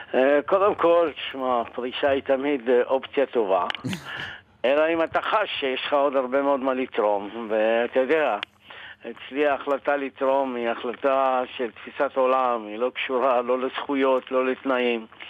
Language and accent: Hebrew; Morocco; also born or lived in Sderot, Israel; now in Israel; אני מאוד גאה בעובדה שנולדתי אה, במרוקו.